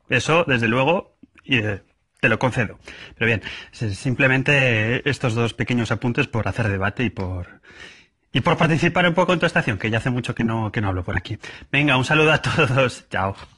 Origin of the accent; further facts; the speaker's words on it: Madrid, Community of Madrid, Spain; yo lo pronuncio mal, como madrileño